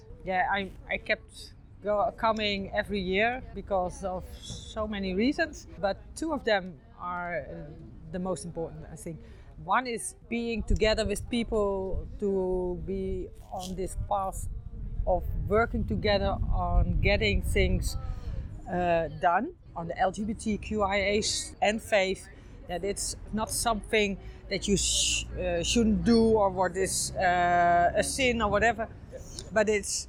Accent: Netherlands; I'm from the Netherlands

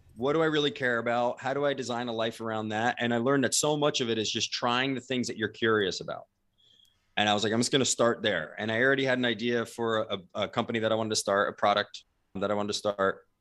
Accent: New Jersey, United States; moved away as an adult; also born or lived in San Diego; I was originally from New Jersey

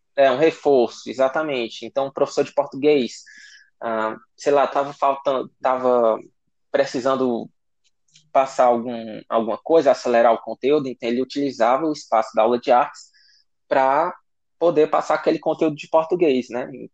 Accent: Guaraciaba do Norte, Ceará, Brazil; da cidade de Guaraciaba do Norte, né, minha cidade natal, a cidade que eu vivi maior parte da minha vida

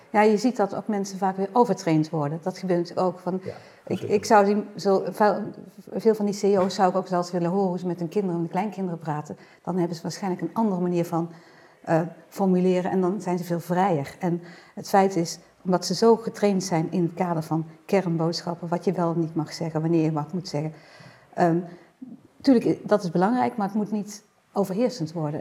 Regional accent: Netherlands; wij natuurlijk als Nederlander

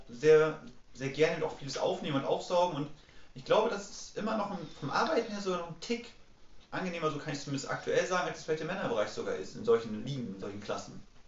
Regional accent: Mecklenburg-Vorpommern, Germany; dadurch, dass ich halt aus Mecklenburg-Vorpommern komme, bin ich ja so zwangsweise Hansa ah. Rostock-Fan

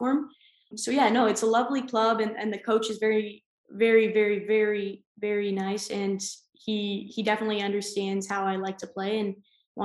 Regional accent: Guelph, Ontario, Canada; moved away as an adult; also born or lived in West Virginia; now in Denmark; my hometown in Guelph

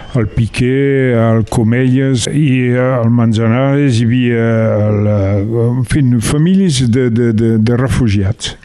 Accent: Le Soler, Occitania, France; also born or lived in Mas de la Garriga, Rivesaltes; jo sóc nascut al Soler

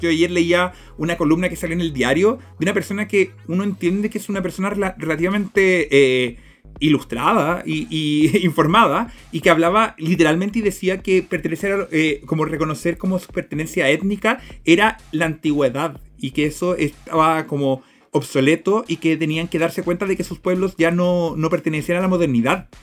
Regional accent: Chile; nos identificamos primeramente como chilenos

